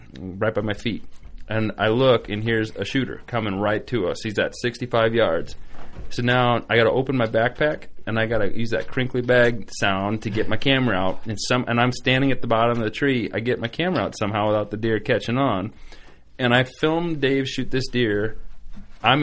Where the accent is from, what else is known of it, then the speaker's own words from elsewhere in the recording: Wisconsin, United States; we're being from Wisconsin, I mean, a big piece by us is like 20 acres